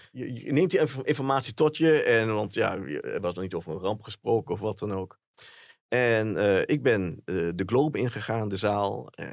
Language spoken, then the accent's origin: Dutch; Enschede, Overijssel, Netherlands; dat ik uit Enschede kwam